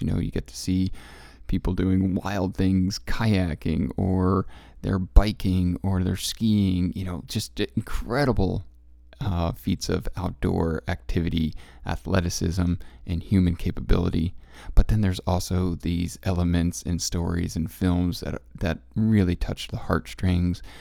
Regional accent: Connecticut, United States; also born or lived in Central Coast, California; now in California, United States; as a Connecticut kid growing up in Connecticut

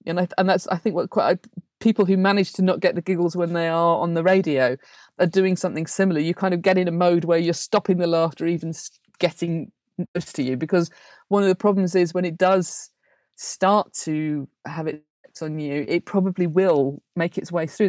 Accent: Blackburn, North West England, United Kingdom; I grew up in Blackburn

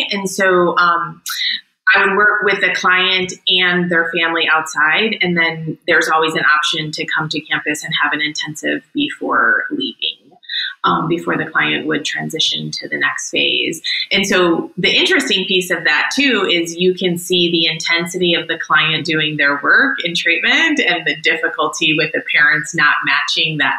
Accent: Chicago, Illinois, United States; moved away as an adult; now in Asheville, United States; born and raised in Chicago

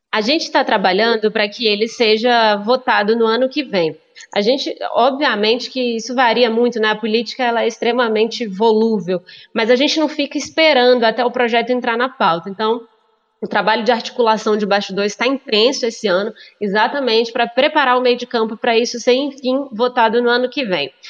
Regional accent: Brasília, Federal District, Brazil; also born or lived in Belo Horizonte, Minas Gerais; nasci em Belo Belo Horizonte, mas vim para Brasília muito novinha e me criei aqui em Brasília

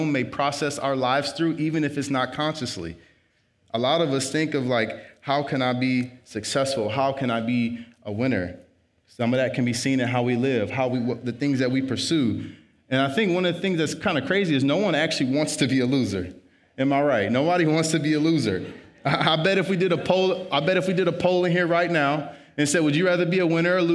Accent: South Bend, Indiana, United States; moved away as an adult; also born or lived in Bowling Green, Ohio; So I grew up in South Bend, Indiana.

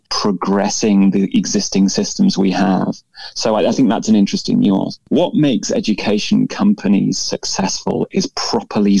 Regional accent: United Kingdom; being a Brit

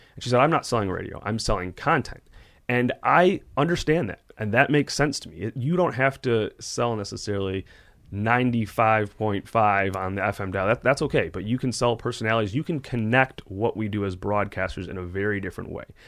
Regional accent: Detroit, Michigan, United States; I grew up in Metro Detroit

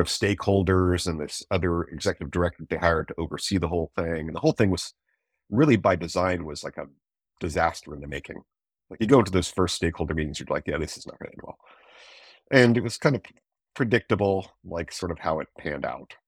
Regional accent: East Coast, United States; moved away; also born or lived in Eugene, Oregon; I'm from the East Coast

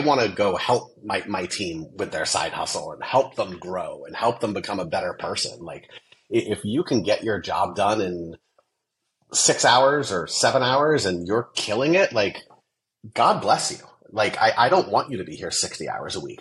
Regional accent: Las Vegas, Nevada, United States; I grew up in Vegas

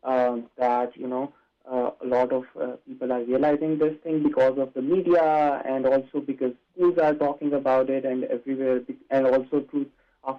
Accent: Pakistan; moved away as an adult; now in Canada; I am an international student. So I grew up in Pakistan

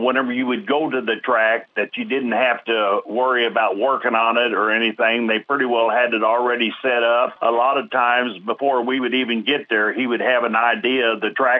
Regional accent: Sedalia, Missouri, United States; I'm from Sedalia, Missouri

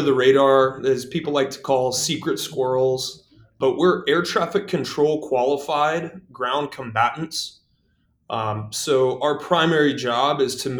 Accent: Gulfport, Mississippi, United States; moved away; I was born and raised in Gulfport, Mississippi, born in 1978

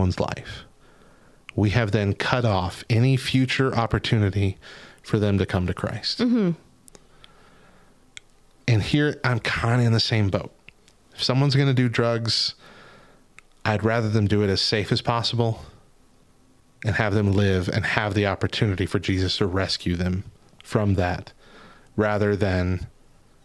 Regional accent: Albuquerque, New Mexico, United States; my hometown of Albuquerque

